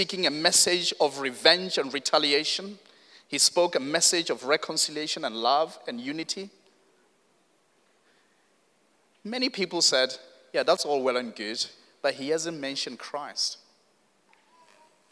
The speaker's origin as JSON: {"language": "English", "country": "South Africa", "moved": "yes", "said": "I come from South Africa"}